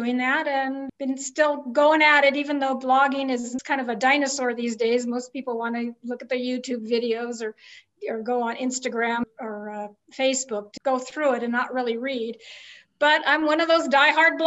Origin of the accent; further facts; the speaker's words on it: Southern California, United States; moved away as an adult; also born or lived in Olympia, Washington; now in New Mexico, United States; I lived in a lot of places, but I grew up in Southern California